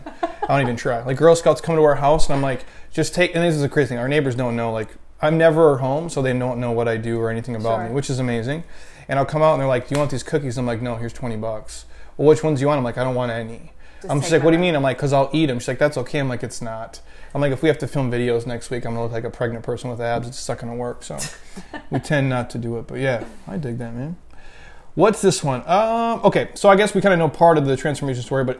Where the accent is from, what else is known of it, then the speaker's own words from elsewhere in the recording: Midwest, United States; moved away; I grew up in the Midwest. Like, we didn't have In-N-Out Burger.